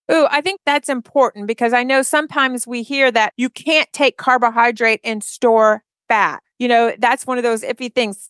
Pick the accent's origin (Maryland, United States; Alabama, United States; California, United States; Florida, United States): Alabama, United States; we're from Alabama.